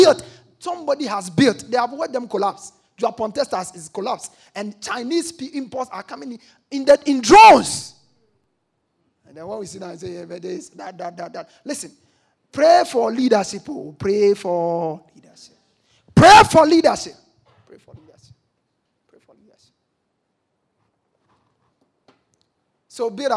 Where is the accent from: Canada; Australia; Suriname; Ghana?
Ghana; I'm even a Ghanaian.